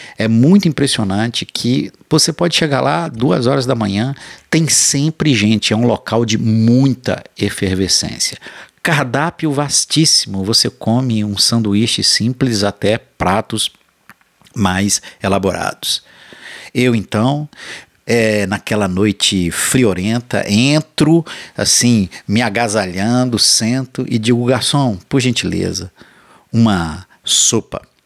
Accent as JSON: {"language": "Portuguese", "region": "Rio de Janeiro", "country": "Brazil", "said": "como bom carioca"}